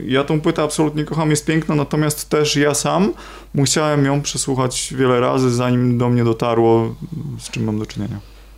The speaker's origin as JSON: {"language": "Polish", "town": "Trąbki Wielkie", "region": "Pomeranian Voivodeship", "country": "Poland", "said": "ja pochodzę z trąbek wielkich"}